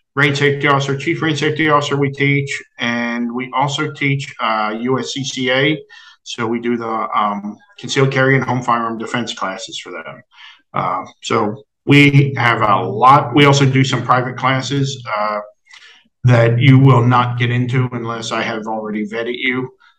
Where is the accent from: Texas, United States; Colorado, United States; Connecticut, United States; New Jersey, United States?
New Jersey, United States; I'm from Jersey